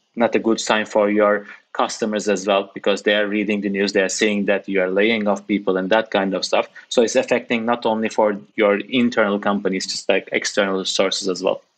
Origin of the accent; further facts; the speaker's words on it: Turkey; now in United Kingdom; I'm coming from Turkey, working in the UK